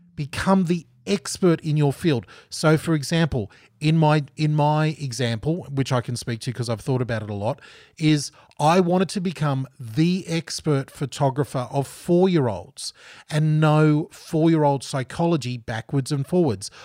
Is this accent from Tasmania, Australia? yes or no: no; Gold Coast, Queensland, Australia; moved away as an adult; also born or lived in Geelong, Victoria / Pennsylvania, United States; I'm from Southeast Queensland